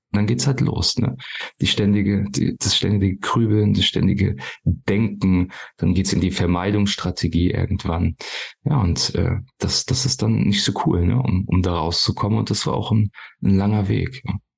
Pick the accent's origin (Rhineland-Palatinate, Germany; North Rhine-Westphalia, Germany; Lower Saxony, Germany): Rhineland-Palatinate, Germany; near Koblenz; Ich komme hier aus der Nähe von Koblenz, paar Kilometer von Koblenz entfernt